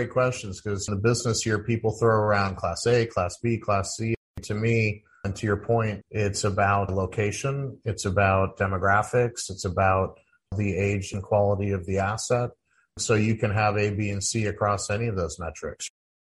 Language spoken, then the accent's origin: English; St. Louis, Missouri, United States; I grew up in St. Louis, Missouri